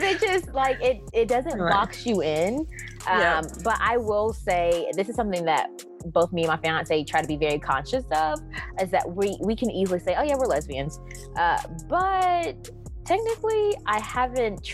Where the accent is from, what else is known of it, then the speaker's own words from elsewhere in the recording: the South, United States; growing up in the South and being Christian